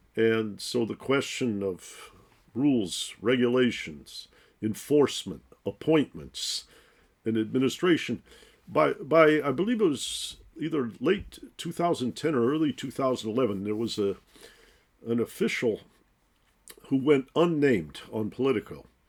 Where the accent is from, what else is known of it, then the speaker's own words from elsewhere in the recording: Detroit, Michigan, United States; I grew up in Detroit.